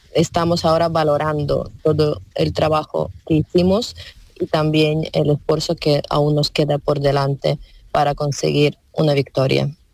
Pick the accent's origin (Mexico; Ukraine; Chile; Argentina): Ukraine; western Ukraine, Ivano-Frankivsk Oblast; Spanish is a second language; moved away as an adult; now in Spain; yo soy de oeste de Ucrania, de un pequeño pueblo de región de Ivano-Frankivsk.